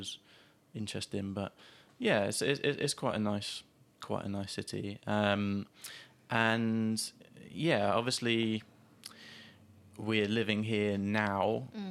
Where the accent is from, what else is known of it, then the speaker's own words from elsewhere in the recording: Gosport, South East England, United Kingdom; moved away; growing up in Gosport